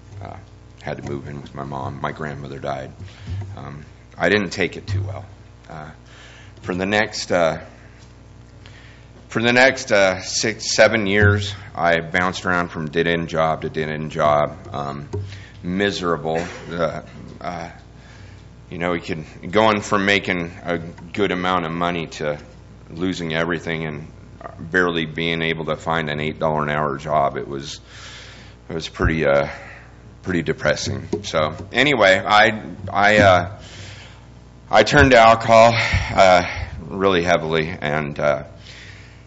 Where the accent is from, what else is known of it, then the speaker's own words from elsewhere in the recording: California, United States; moved away; also born or lived in Sacramento area; I'm from California.